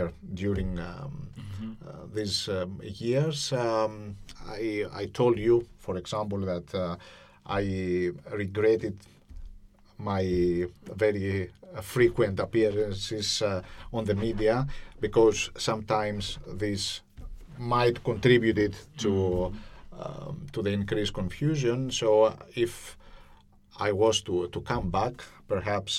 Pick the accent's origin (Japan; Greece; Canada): Greece; now in Cyprus; I'm not from Cyprus, I am from Greece